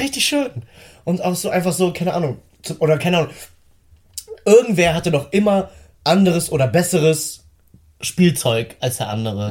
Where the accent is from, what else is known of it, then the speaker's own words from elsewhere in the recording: Northern Germany, Germany; bei uns im Norden